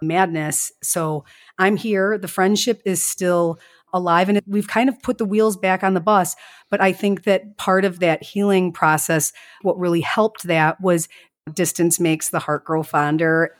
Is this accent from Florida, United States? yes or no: no; Chicago, Illinois, United States; accent: strongest Midwest accent; also born or lived in La Grange Park, Illinois; I was born in Chicago